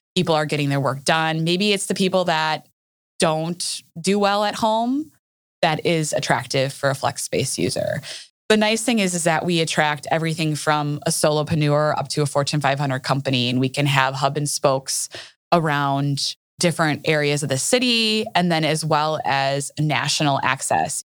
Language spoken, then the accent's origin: English; Wauwatosa, Wisconsin, United States; also born or lived in Minneapolis, Minnesota; I am a Wauwatosa native, Wauwatosa, Wisconsin